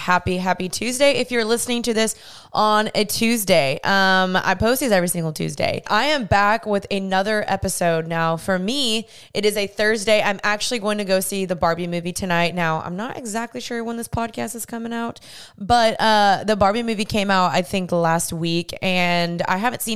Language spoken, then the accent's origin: English; United States; I was born in the States